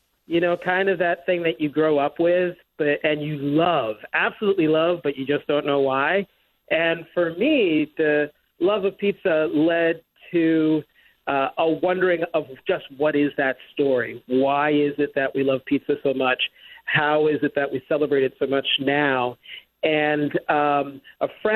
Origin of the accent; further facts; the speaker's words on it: Philadelphia, Pennsylvania, United States; moved away as an adult; grew up in Philly